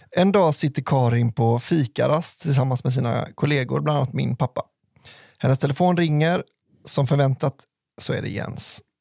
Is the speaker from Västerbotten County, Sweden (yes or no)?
yes; Skellefteå, Västerbotten County, Sweden; Här kommer en historia från min hemkommun Skellefteå.